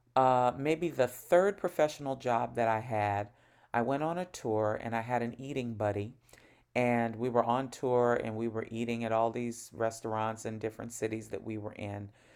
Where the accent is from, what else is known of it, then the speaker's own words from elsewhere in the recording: New York, United States; I'm from New York, but right now I'm speaking to you from Northern California, where I have a three-month job assignment